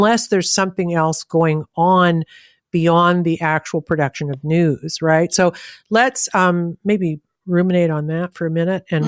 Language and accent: English; Canada; I'm Canadian.